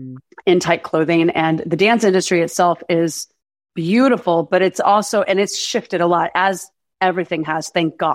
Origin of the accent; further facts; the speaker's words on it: Birmingham, Alabama, United States; moved away as an adult; now in Los Angeles, United States; I'm originally from Birmingham, Alabama, but I've lived in LA for 21 years.